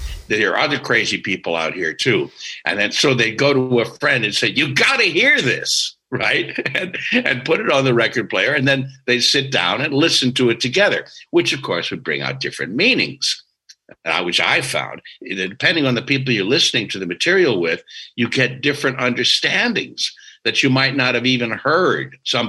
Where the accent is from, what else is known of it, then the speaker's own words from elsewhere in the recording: Australia; we're from Australia. We're just making reference to where we come from.